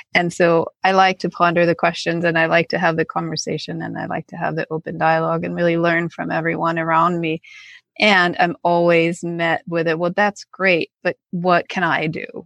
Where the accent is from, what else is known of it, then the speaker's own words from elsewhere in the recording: Copenhagen, Capital Region of Denmark, Denmark; I'm from Copenhagen, Denmark, and I also went to school there.